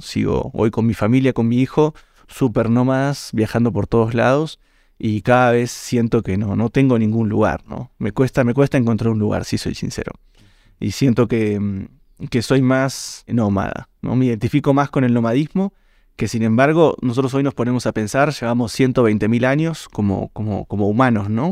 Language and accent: Spanish; Mar del Plata, Buenos Aires Province, Argentina; moved away as an adult; also born or lived in Villa María, Córdoba, Argentina; now in Ecuador; Nací en Mar del Plata, cuatrocientos y pico de kilómetros al sur de Buenos Aires por la costa.